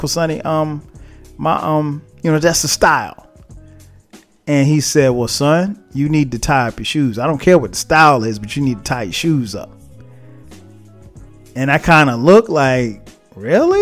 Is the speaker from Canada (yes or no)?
no; the South, United States; I grew up in the South